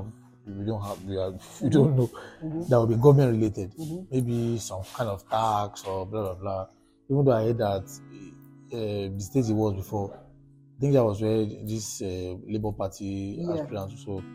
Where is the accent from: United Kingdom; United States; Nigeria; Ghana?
Nigeria; Lagos; also born or lived in Ogbomosho / Oyo State; I grew up in Lagos, Surulere